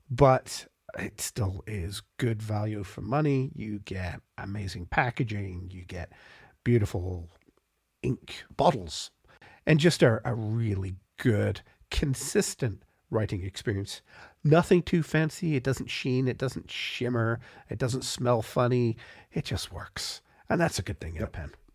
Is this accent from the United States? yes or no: no; Canada; as a Canadian on the far side of Canada